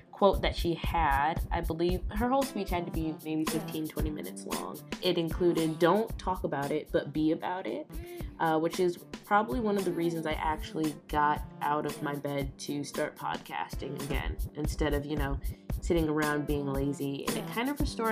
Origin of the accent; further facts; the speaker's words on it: Aurora, Illinois, United States; also born or lived in Iowa; I'm still, like I said, in my hometown. I'm in Aurora, Illinois